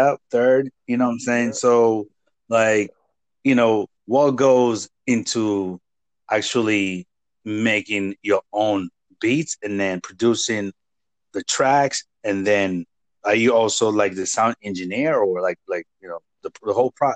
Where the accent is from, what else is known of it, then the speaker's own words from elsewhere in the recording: Nigeria; first language Igbo; English is a second language; moved away; coming from Nigeria and having to speak Igbo, which is my native language, and then English